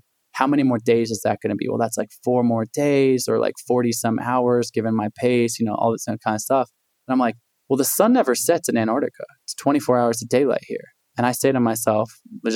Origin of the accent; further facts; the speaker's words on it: Portland, Oregon, United States; also born or lived in Olympia, Washington; I grew up in Portland, Oregon, somewhat of an untraditional background.